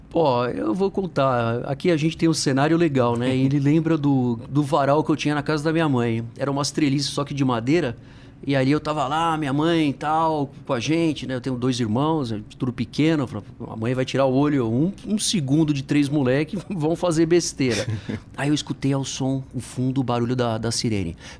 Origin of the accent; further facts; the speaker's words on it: São Paulo, Brazil; eu nasci aqui em São Paulo, sou do Tucuruvi, onde o pessoal vai de repente passar ali pela estação de metrô, tem a catraca. A catraca hum. da estação era o quintal da minha casa